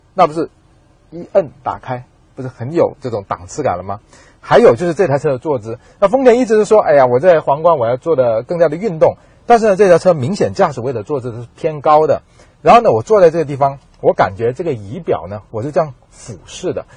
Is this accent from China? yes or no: yes; southern China, China; 和我一样在南方长大